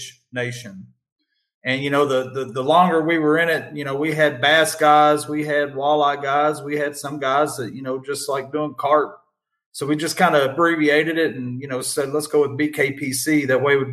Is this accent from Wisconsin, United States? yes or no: no; Lexington, Kentucky, United States; moved away as an adult; now in Madisonville, United States; We're originally from Central Kentucky, Lexington